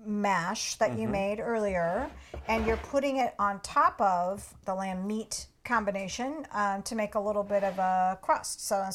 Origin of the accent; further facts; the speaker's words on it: Portland, United States; I grew up in Portland